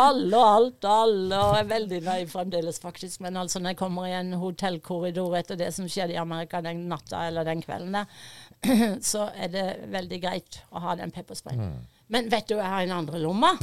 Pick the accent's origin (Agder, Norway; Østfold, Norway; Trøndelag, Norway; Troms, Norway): Agder, Norway; Fevik; moved away; also born or lived in United States; jeg vokste opp på Fevik